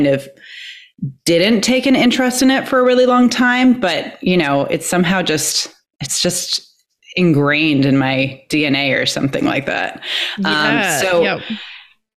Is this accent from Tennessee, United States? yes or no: no; Iowa, United States; I was growing up in Iowa, so like Midwest